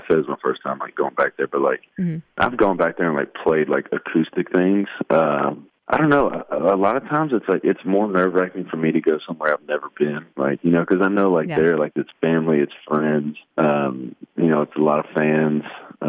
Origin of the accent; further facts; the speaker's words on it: Shreveport, Louisiana, United States; So Friday night, I'm playing my hometown for the first time since I've started playing music.